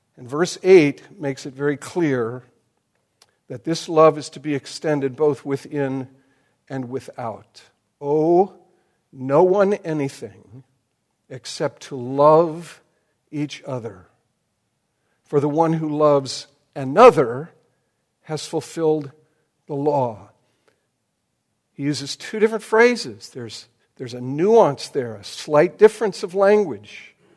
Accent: United States; I am more American than I am Christian

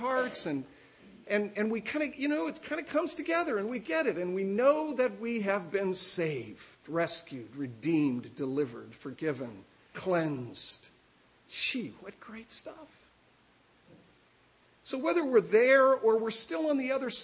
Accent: Midwest, United States; moved away as an adult; now in Florida, United States; I grew up in the Midwest

